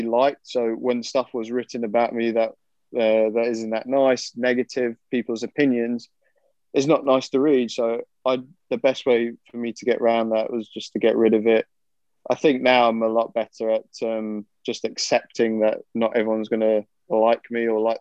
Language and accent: English; United Kingdom; being British.